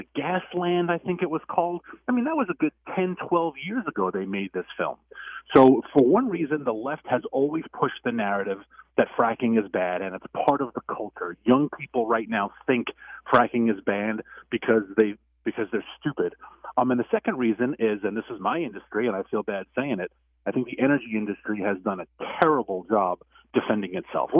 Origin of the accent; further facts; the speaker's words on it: New York, United States; New York, which is my home state